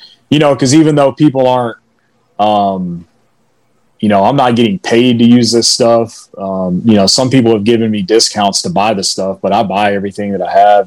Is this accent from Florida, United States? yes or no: no; Alabama, United States; moved away; I'm from Alabama.